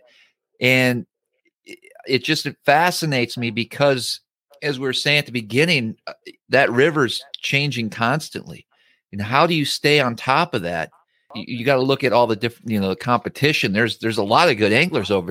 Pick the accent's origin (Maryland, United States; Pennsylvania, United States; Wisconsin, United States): Wisconsin, United States; I grew up growing up in Wisconsin.